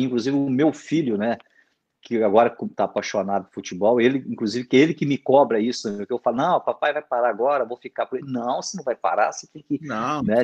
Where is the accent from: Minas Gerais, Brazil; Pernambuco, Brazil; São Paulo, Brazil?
Minas Gerais, Brazil; como um bom mineirinho